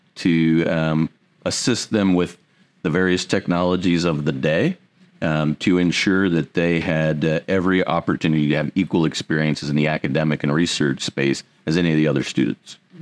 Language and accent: English; Indiana, United States; also born or lived in Pearl Harbor, Hawaii; I had the opportunity to come back to my roots. I'm originally from Indiana.